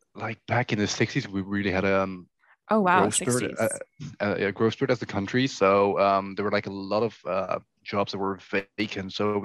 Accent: Zeeland, Netherlands; born or raised there; first language Dutch; English is a second language

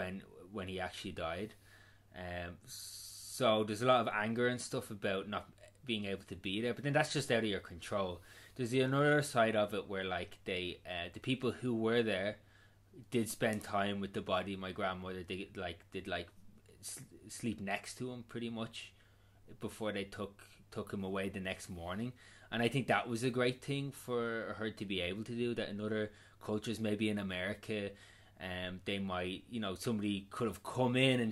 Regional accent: Ireland; I do feel lucky being Irish

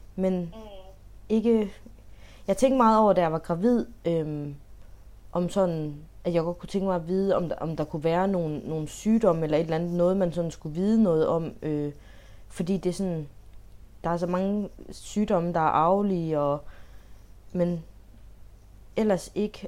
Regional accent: Denmark; jeg føler mig egentlig så dansk

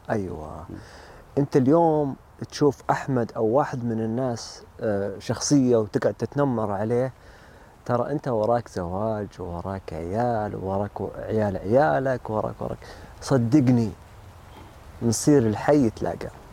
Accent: Saudi Arabia; انا سعودي وامي لبنانيه

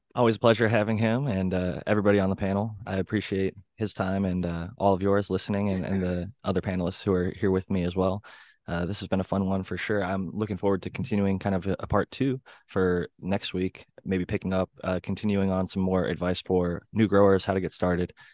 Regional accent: Ohio, United States; growing up in Ohio

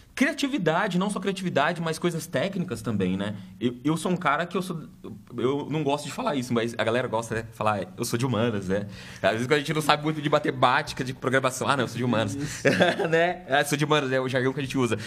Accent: Curitiba, Paraná, Brazil; nasci na Vila Trindade, acho que a maioria conhece, aqui em Curitiba, uma comunidade bem carente

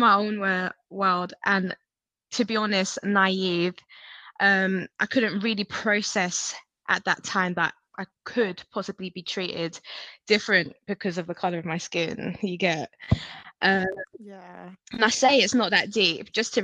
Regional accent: Hertfordshire, East of England, United Kingdom; also born or lived in North London / Nigeria; I grew up in North London, and at a very early age, I moved to Hertfordshire

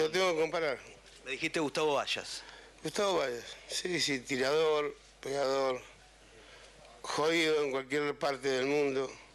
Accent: Argentina; moved away

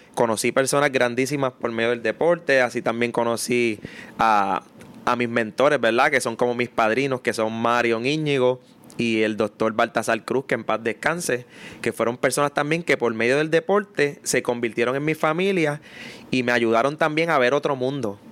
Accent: Mayagüez, Puerto Rico; moved away as an adult; yo soy nacido y criado en, en un residencial público

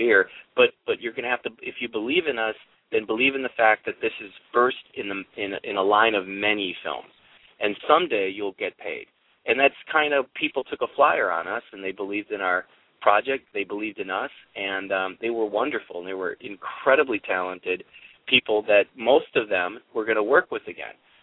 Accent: Appleton, Wisconsin, United States; I'm from Appleton, Wisconsin

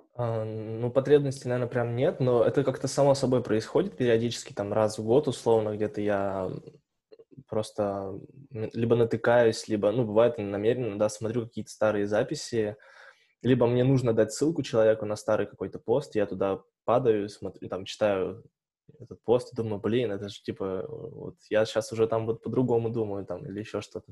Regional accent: Tobolsk, Tyumen Oblast, Russia; now in Tyumen, Russia; я из Тобольска

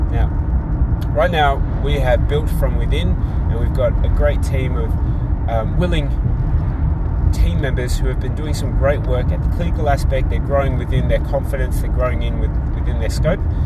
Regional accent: Australia; also born or lived in Tonga; I am born overseas in Tonga. I am raised and educated in Australia

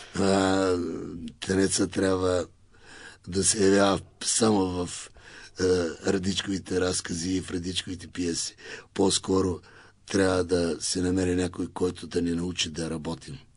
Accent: Elhovo, Yambol Province, Bulgaria; Аз съм от Южния и Източна България. Аз съм от Елхово.

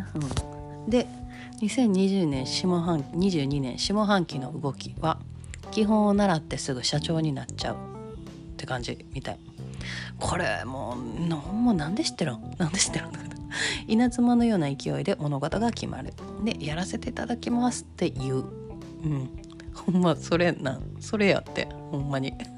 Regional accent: Kansai, Japan; accent: Kansai-ben

